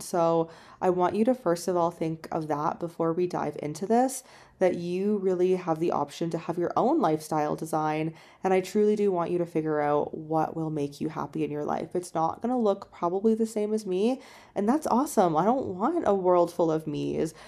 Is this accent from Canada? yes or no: yes; Canada; moved away as an adult; also born or lived in China; I'm in Canada, it's my home country